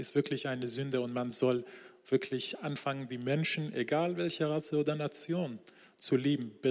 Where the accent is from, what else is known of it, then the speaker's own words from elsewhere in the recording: Isfahan, Iran; Ich bin in Isfahan im Iran aufgewachsen und heute bin ich ein Nachfolger Jesu.